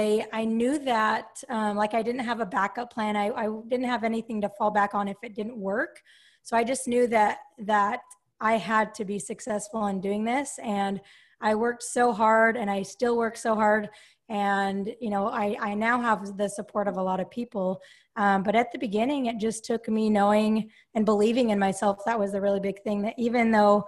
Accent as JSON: {"language": "English", "town": "Salt Lake City", "region": "Utah", "country": "United States", "tie": "born or raised there", "moved": "as an adult", "lives_now": "Sacramento, United States", "said": "I grew up in Salt Lake City, Utah, and I currently live in Sacramento, California"}